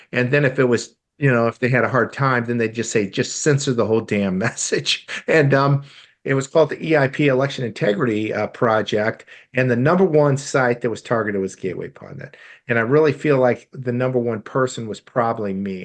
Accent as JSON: {"language": "English", "region": "Iowa", "country": "United States", "tie": "born or raised there", "also_born_or_lived": "St. Louis, Missouri / Hong Kong", "moved": "yes", "said": "I grew up in Iowa of all states"}